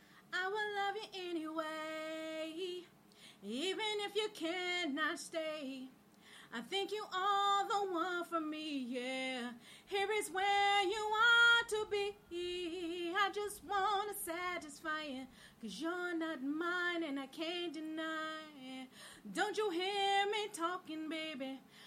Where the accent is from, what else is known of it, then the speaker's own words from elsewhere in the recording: Seattle, Washington, United States; also born or lived in Surrey, Virginia / Oxon Hill, Maryland; I lived there for 22 years. I was born in D.C., but I was raised in Surrey, Virginia, Seattle, Washington, and also to, did I say Surrey, Virginia?